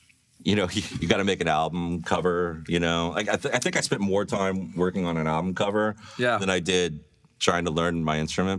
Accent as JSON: {"language": "English", "town": "St. Louis", "region": "Missouri", "country": "United States", "tie": "born or raised there", "said": "Overland. I grew up in Overland."}